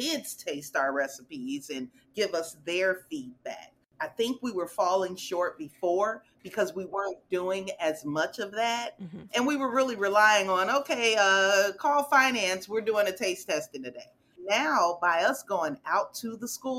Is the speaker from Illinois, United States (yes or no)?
yes; Chicago, Illinois, United States; moved away as an adult; now in Dallas, United States; I'm originally from Chicago, grew up in, you know, the neighborhood